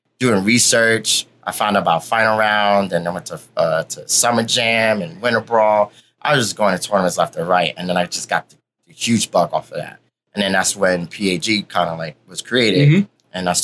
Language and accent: English; New York City, New York, United States; I'm born and raised in Harlem, started out in Big Apple Video.